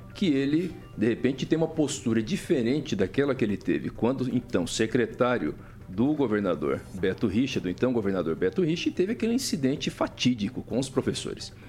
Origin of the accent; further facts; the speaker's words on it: Mato Grosso do Sul, Brazil; moved away; lá no Mato Grosso do Sul, onde eu nasci